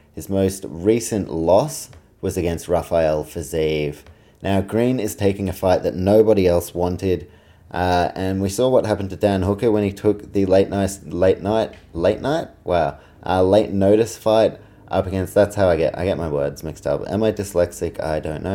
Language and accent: English; New Zealand; I'm a Kiwi